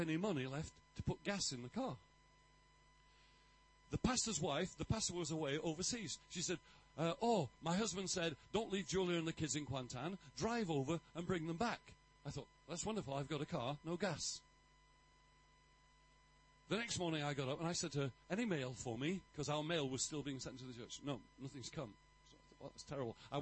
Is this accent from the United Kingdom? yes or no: yes; England, United Kingdom; I'm English